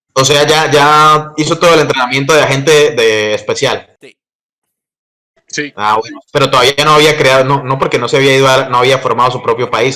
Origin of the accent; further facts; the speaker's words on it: Colombia; mi país, que es Colombia